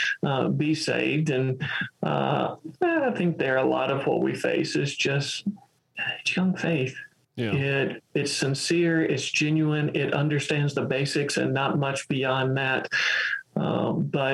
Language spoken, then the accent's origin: English; rural Western Kentucky, United States; I grew up in the Mississippi River bottoms of rural Western Kentucky.